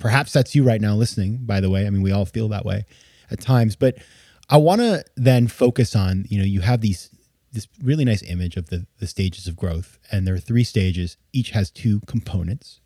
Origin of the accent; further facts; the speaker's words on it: Southern Maine, United States; In Maine, in my, in my hometown